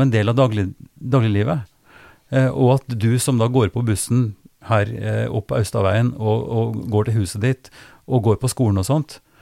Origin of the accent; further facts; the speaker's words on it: Trøndelag, Norway; jeg kommer fra Trøndelag